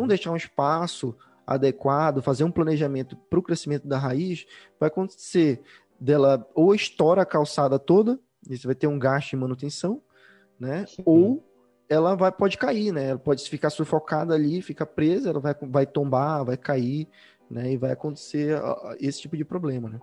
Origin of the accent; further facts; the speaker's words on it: Belém, Pará, Brazil; now in Curitiba, Brazil; Eu, por exemplo, sou de Belém, hoje eu tô morando em Curitiba, mas eu sou de Belém